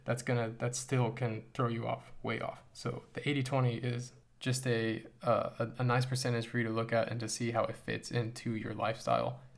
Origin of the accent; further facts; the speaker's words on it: United States; as an American